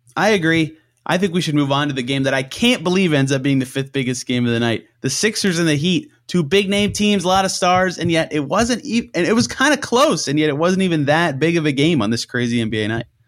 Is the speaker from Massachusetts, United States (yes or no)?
no; Indiana, United States; I'm from Indiana